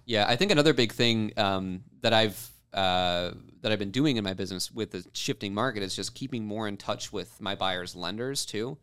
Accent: Rogers City, Michigan, United States; Roger City, Michigan is where I grew up

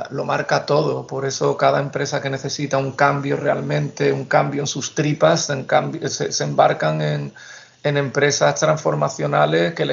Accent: Seville, Andalusia, Spain; Soy nacido y criado en Sevilla, donde cursé la carrera de, psicología

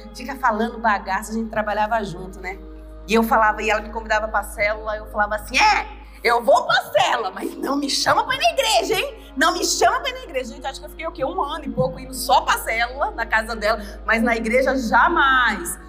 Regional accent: Recife, Pernambuco, Brazil; moved away; eu vim da favela de Recife. Eu saí dessa cidade, eu não tinha nem um segundo grau.

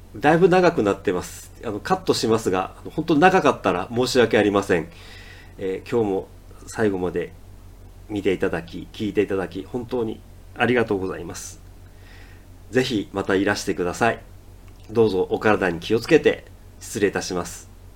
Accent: Ehime, Japan; also born or lived in Tokyo; 僕は教師として地元の愛媛に戻って

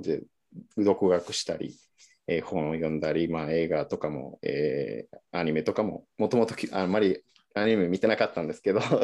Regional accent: Mexico; first language Spanish; Japanese is a second language; moved away as an adult; also born or lived in Niigata, Japan; now in Japan; 生まれも育ちも。

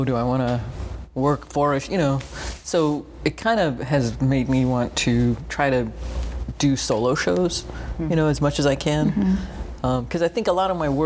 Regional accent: New York, United States; moved away as an adult; now in Florida, United States; growing up in New York

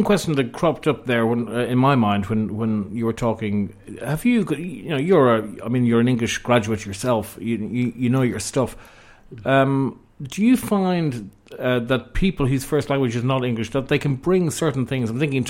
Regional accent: Ireland; now in London, United Kingdom; who was I as an Irishman?

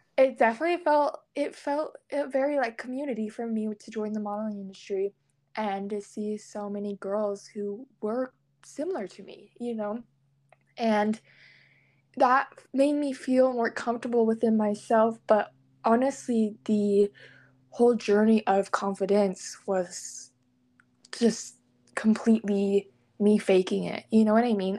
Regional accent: Salt Lake City, Utah, United States; I was born in Salt Lake City, Utah, and I was raised in a very religious atmosphere

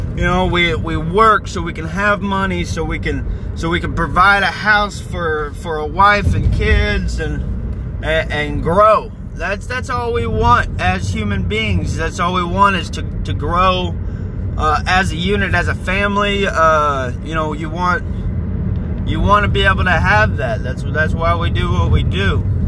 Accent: United States; I'm an American

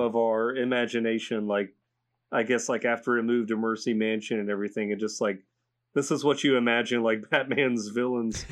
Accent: United States; as an American

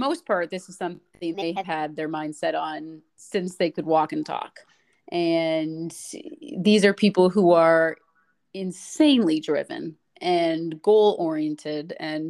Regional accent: Canada; I think just as a Canadian

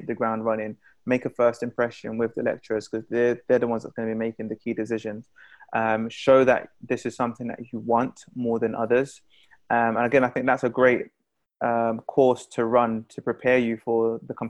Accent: London, United Kingdom; Being a Londoner

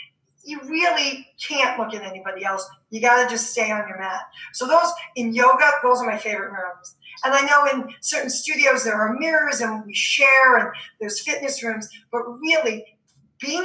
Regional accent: New York City, New York, United States; I'm from New York

